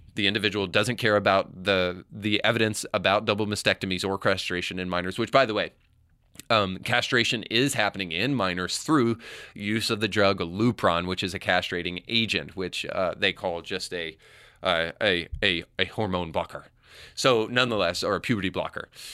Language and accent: English; Tennessee, United States; my home state of Tennessee